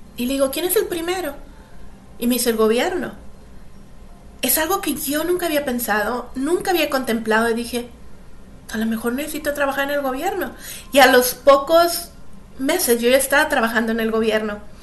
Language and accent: Spanish; Monterrey, Nuevo León, Mexico; moved away as an adult; also born or lived in United States / Canada / England; Yo nací en Monterrey, México. Este, pasé toda mi pasé toda mi niñez ahí